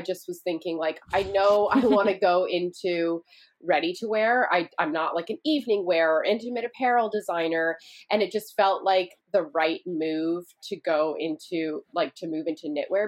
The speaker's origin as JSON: {"language": "English", "town": "Vancouver", "region": "British Columbia", "country": "Canada", "tie": "born or raised there", "moved": "yes", "lives_now": "United States", "said": "I grew up in Vancouver, Canada"}